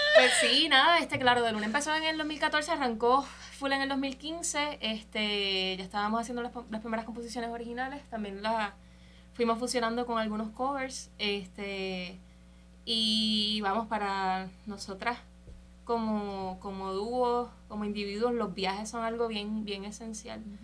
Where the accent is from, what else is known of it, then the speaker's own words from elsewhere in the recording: Puerto Rico; Somos puertorriqueños, somos isleños